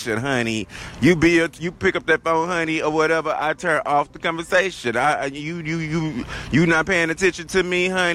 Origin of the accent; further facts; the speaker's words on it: the South, Southern United States, United States; accent: southern drawl; my accent, honey, how southern I am. Got that southern drawl